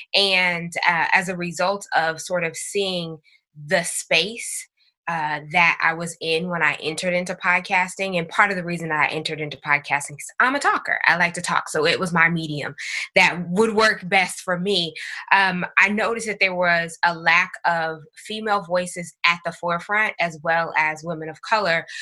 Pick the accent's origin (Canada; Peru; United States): United States; Northern California; also born or lived in Long Beach, California; I'm from Northern California